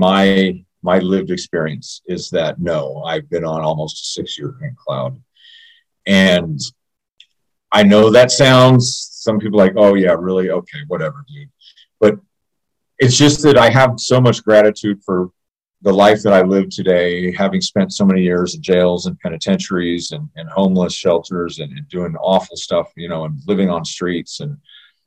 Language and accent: English; Jackson, Tennessee, United States; also born or lived in Miami, Florida; now in Idaho, United States; I was born in Tennessee, real close to Missouri. I was West Tennessee, just outside of Memphis, in a little town, not a little town. Yeah, I guess it's a little town called Jackson, Tennessee